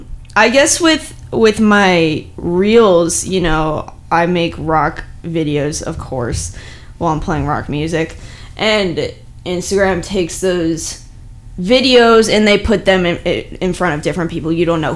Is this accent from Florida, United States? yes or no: yes; South Florida, United States; also born or lived in Ohio; Well, I was born in Ohio. Ohio? Yeah. And then raised in South Florida.